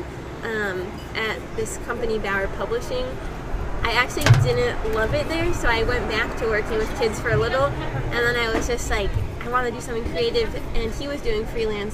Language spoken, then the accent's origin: English; Lincoln Park, New Jersey, United States; also born or lived in Montclair, New Jersey; I grew up in Lincoln Park, New Jersey